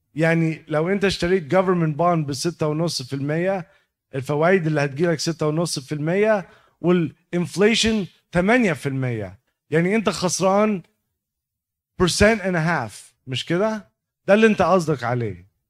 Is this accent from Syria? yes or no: no; Egypt; moved away; احنا طبعا ك كمصريين